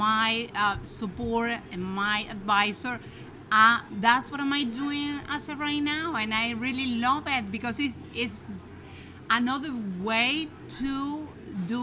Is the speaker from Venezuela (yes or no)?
yes; Venezuela; moved away as an adult; now in Miami, United States; I'm from Venezuela. I have 20 years living here in the United States, specifically here in Miami.